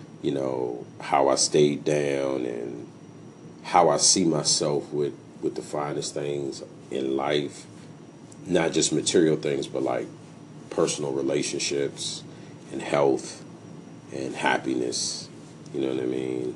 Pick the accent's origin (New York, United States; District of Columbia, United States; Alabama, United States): District of Columbia, United States; Washington; I'm a music producer, recording artist, and I'm from Washington, D.C.